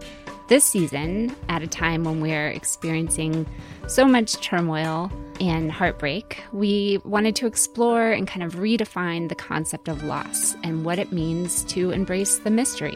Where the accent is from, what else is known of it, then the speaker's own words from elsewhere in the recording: Gulf Coast, United States; New Orleans is kind of the closest big city to where we grew up on the Gulf Coast. So in some ways, it's our home city, even though we didn't grow up there and aren't from New Orleans.